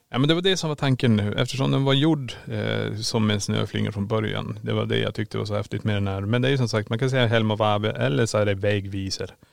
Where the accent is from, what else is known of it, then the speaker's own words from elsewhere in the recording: Kiruna, Norrbotten County, Sweden; now in Borås, Sweden; Vi är född och uppvuxen i Kiruna men vi bor i Borås.